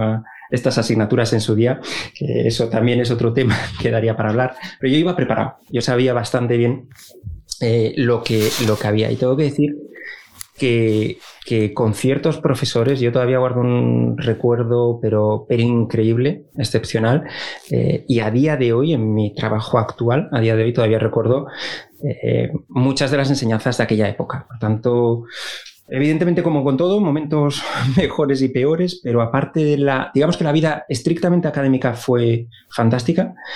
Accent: Avilés, Asturias, Spain; moved away as an adult; yo soy de, de Avilés, del fantástico barrio de la Luz

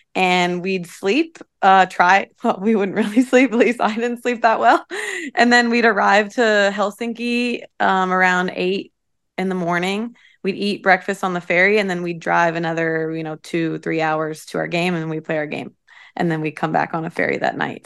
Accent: Troy, Ohio, United States; moved away as an adult; now in Louisville, United States; I'm from a small town in Ohio called Troy.

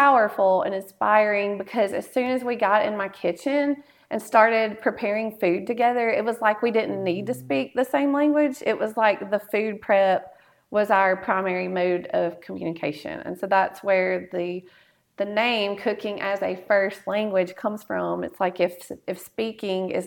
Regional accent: Ripley, Mississippi, United States; moved away as an adult; also born or lived in Jackson, Mississippi / Birmingham, Alabama; now in Tupelo, United States; I was born in Tupelo, but I grew up in Ripley.

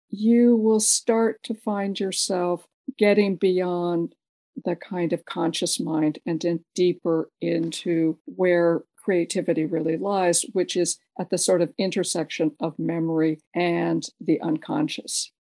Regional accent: San Francisco, California, United States; I was born in San Francisco, and my father, because of his work, traveled a lot internationally

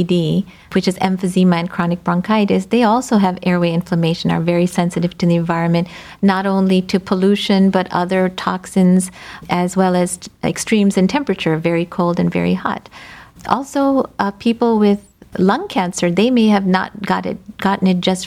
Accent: United States; So I'm of Indian descent, first generation. I think the only reason I'm alive is that I was born and brought up here

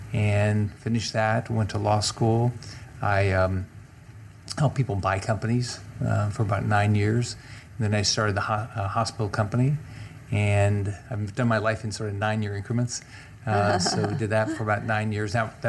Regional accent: Kansas City, Missouri, United States; moved away as an adult; also born or lived in Bloomington, Illinois / Nashville, Tennessee; he got a job as a truck driver in Kansas City.

